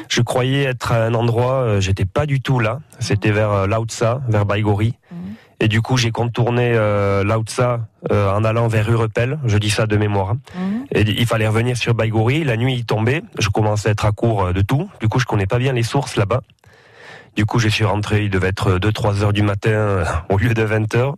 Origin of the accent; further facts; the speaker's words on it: Amotz, Nouvelle-Aquitaine, France; les, fêtes euh, de mon village. Euh, quand j'étais petit à Amotz